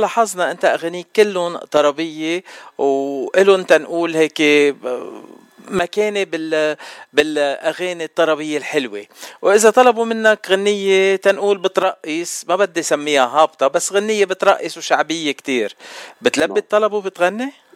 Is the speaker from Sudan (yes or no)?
no; Lebanon; انا لبناني